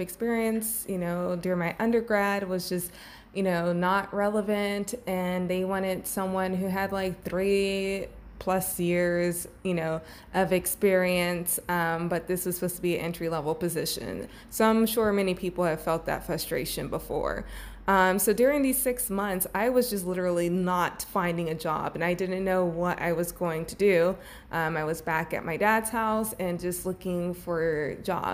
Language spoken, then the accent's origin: English; Texas, United States; moved away as an adult; now in China; I'm from Texas.